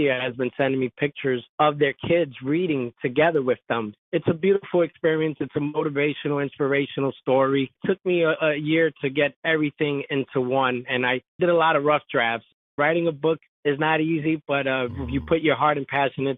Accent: New York City, New York, United States; my childhood growing up in the South Bronx, New York

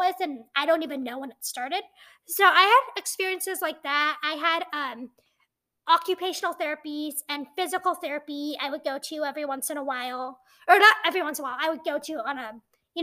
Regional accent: Montana, United States; I was born in Montana

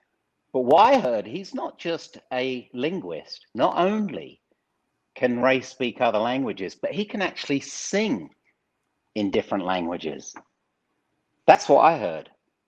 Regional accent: United Kingdom; But The reality is, I'm a Brit.

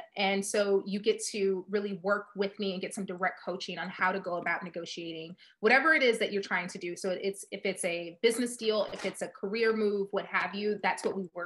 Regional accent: Chicago, Illinois, United States; I am from Chicago

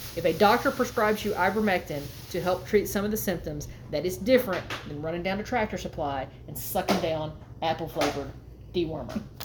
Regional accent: Texas, United States; now in Arkansas, United States; we're from Texas and we live in Arkansas now

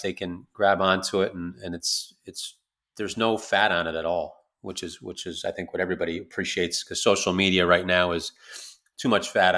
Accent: New York, United States; moved away; also born or lived in the South; I'm a New Yorker, moved south

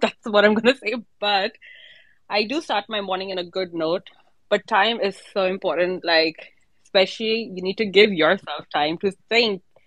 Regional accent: India; now in Dubai, United Arab Emirates; I'm actually from India, but I'm based in Dubai.

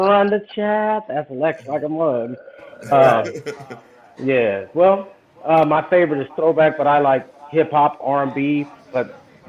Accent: Inglewood, California, United States; now in Phoenix, United States; I'm originally from Inglewood, California, but I've lived in Phoenix, for a long time, military off and on

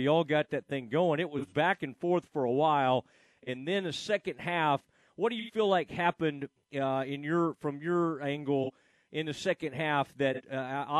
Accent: Kaufman, Texas, United States; we are from the same hometown. You mentioned Kaufman, Texas

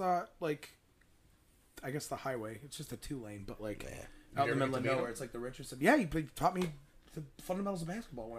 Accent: Gakona, Alaska, United States; The man who invented the jump shot is from my hometown, Gakona, Alaska.

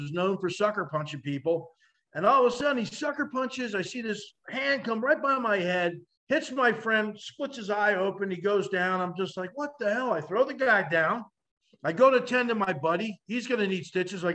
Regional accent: New Jersey, United States; growing up in North Jersey

